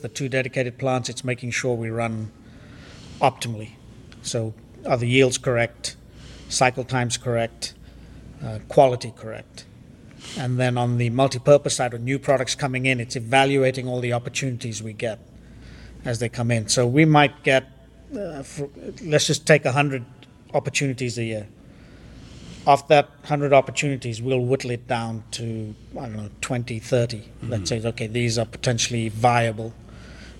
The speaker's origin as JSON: {"language": "English", "country": "Zimbabwe", "tie": "born or raised there", "also_born_or_lived": "London, United Kingdom", "moved": "as an adult", "lives_now": "United States", "said": "I grew up in Zimbabwe, or what was Rhodesia"}